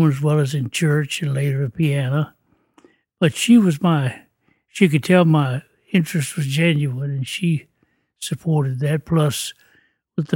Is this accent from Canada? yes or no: no; Shenandoah Valley, Virginia, United States; I was raised up in the Shenandoah Valley, Virginia, right in the heart of the valley, near the foot of the Blue